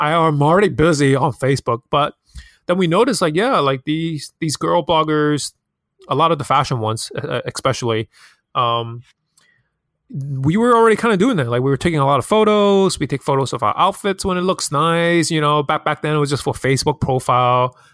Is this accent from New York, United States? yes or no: yes; New York City, New York, United States; also born or lived in Hong Kong; I'm born and raised in Hong Kong, but I've moved to Queens, nearest city, since I was ten years old.